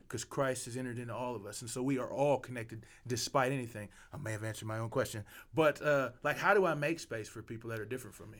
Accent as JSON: {"language": "English", "region": "Arkansas", "country": "United States", "said": "I'm from Arkansas."}